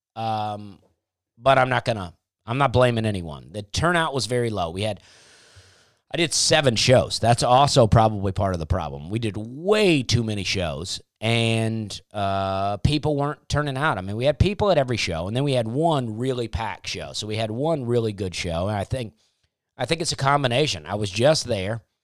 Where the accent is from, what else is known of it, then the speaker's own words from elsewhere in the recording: Alabama, United States; moved away as an adult; also born or lived in Charleston, South Carolina; growing up in the South